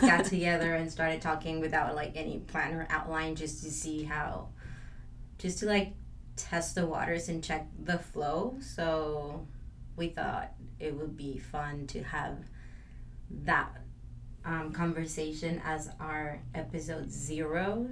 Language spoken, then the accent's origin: English; Mexico; now in Los Angeles, United States; I am from Mexico and I moved